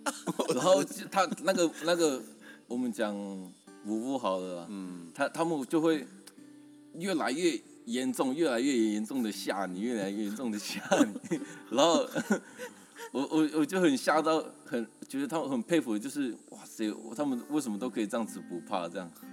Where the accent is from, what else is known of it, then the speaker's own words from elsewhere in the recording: Taiwan; 我来自南河部落